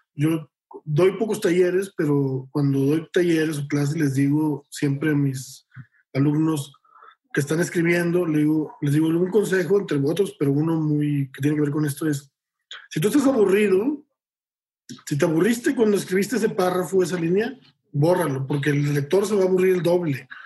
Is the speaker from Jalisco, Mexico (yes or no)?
no; Monterrey, Nuevo León, Mexico; yo soy de Monterrey